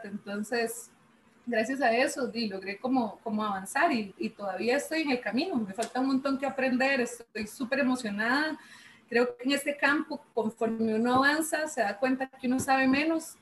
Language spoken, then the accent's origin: Spanish; San Ramón, Alajuela, Costa Rica; yo soy de San Ramón, de la abuela, yo soy moncheña